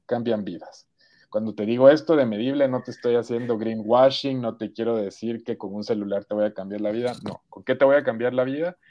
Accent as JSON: {"language": "Spanish", "country": "Guatemala", "also_born_or_lived": "United States / England / Barcelona", "moved": "as an adult", "said": "soy guatemalteco"}